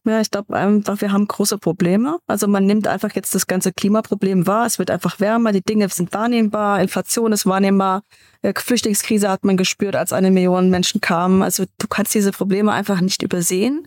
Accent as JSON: {"language": "German", "town": "Munich", "region": "Bavaria", "country": "Germany", "said": "In München, wo ich herkomme"}